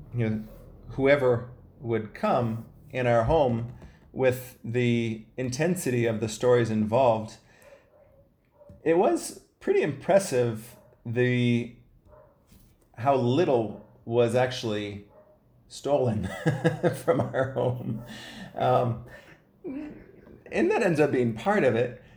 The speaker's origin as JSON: {"language": "English", "region": "Ohio", "country": "United States", "tie": "born or raised there", "said": "I'm the youngest of five kids. I was raised in Ohio"}